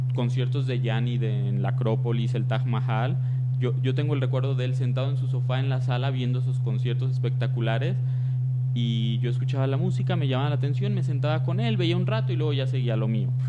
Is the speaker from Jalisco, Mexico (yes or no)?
yes; Tepatitlán, Jalisco, Mexico; yo soy de Tepatitlán, Jalisco